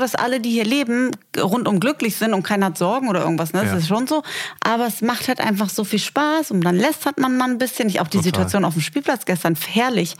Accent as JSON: {"language": "German", "country": "Germany", "tie": "born or raised there", "also_born_or_lived": "Berlin", "moved": "as an adult", "lives_now": "Dubai, United Arab Emirates", "said": "wenn ich in meinem Heimatdorf Ganakesee zum Bäcker fahre, dann kennt mich die Frau seit ähm, 30 Jahren"}